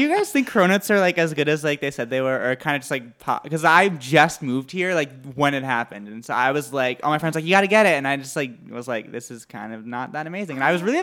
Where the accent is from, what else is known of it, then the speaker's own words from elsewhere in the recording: New Hampshire, United States; moved away; also born or lived in Boston; I grew up like in New Hampshire